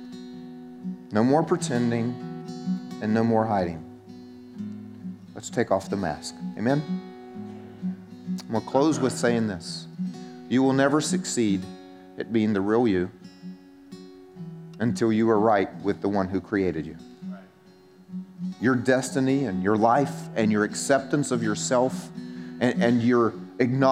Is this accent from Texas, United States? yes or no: no; South Carolina, United States; moved away as an adult; I was from South Carolina and had an accent that it shows that I'm from South Carolina